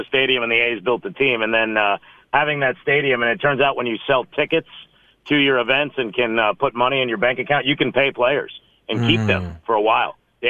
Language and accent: English; Las Vegas, Nevada, United States; the football team I grew up watching in Vegas, but I no longer root for them, so.